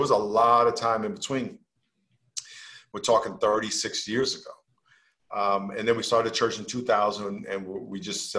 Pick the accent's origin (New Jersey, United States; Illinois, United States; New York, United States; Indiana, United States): New York, United States; I live on the West Coast, even though I'm from New York.